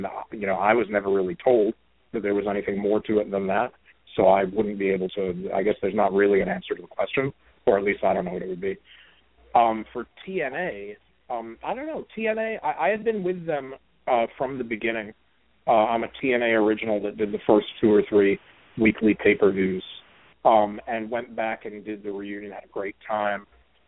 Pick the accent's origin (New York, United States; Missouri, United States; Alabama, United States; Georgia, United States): New York, United States; Brooklyn; I mean, I grew up in Brooklyn, and the first live event that I ever went to for pro wrestling was January 86 at the Garden